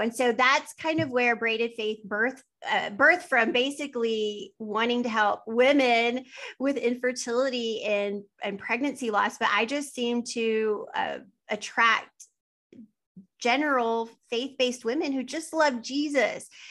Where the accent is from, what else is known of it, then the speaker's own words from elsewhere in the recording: West Texas, United States; I am from West Texas